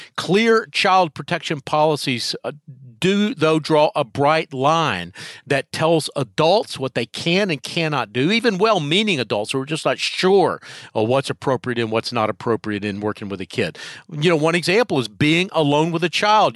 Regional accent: North Carolina, United States; my home state, North Carolina

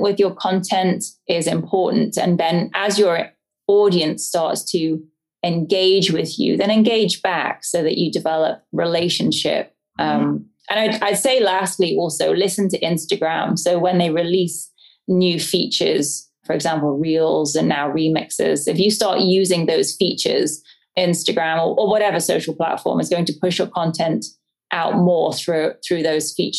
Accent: the English countryside, England, United Kingdom; moved away; I grew up in the English countryside, as you can probably tell by my accent. I'm not from around here.

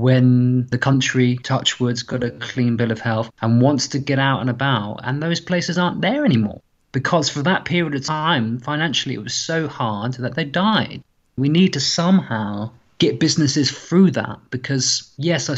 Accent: Portsmouth, South East England, United Kingdom; probably Portsmouth, because that's the environment I've spent most time

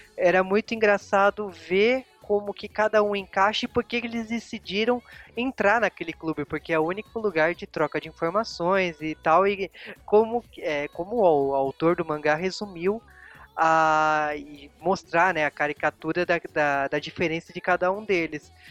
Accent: Brazil

